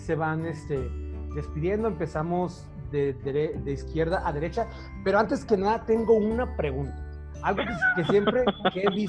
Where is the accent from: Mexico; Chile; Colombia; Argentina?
Mexico; Jalisco; Este, pues todos somos de Jalisco entonces, ¿no?